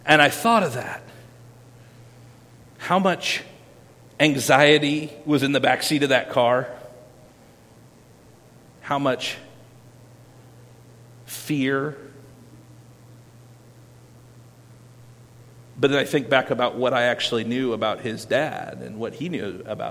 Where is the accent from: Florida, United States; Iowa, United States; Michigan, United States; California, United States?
Iowa, United States; Winterset; I grew up in Madison County, Iowa, Winterset, Iowa